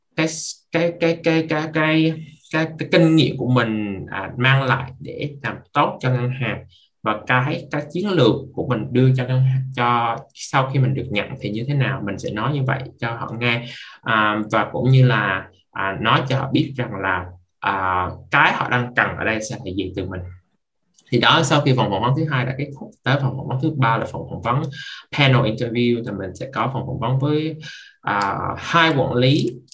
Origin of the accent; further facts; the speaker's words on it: Vietnam; now in Canada; chỉ có một mình mình là người Việt